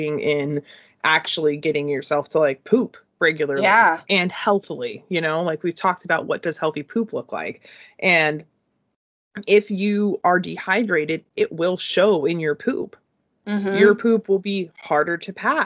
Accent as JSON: {"language": "English", "country": "United States", "said": "I'm American"}